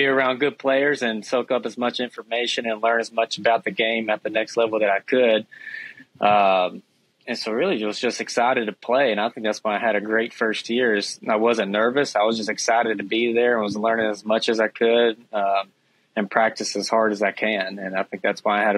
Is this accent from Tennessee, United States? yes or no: yes; Dyersburg, Tennessee, United States; I grew up in Dyersburg, Tennessee